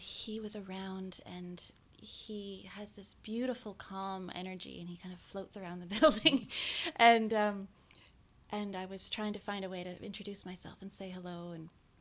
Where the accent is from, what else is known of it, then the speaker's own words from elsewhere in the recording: Victoria, British Columbia, Canada; also born or lived in Terrace, British Columbia; I actually was born in Terrace, but I grew up in Victoria.